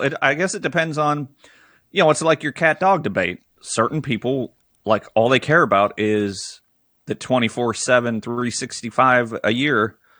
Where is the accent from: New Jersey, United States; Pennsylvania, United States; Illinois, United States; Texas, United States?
Pennsylvania, United States; also born or lived in Fremont, California; I'm from Pennsylvania, and I'll be going back soon.